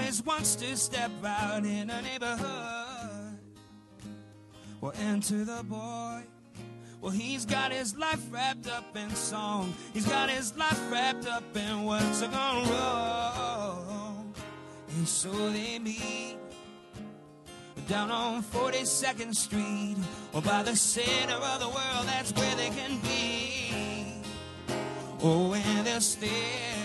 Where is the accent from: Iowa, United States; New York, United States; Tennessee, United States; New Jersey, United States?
New York, United States; Buffalo; now in Brooklyn, United States; I grew up in Buffalo